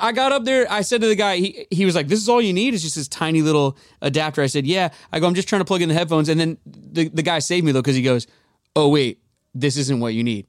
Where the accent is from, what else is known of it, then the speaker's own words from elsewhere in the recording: Edmonds, Washington, United States; moved away as an adult; now in Los Angeles, United States; I'm uh, born and raised in Seattle, Edmonds, Edmonds to be exact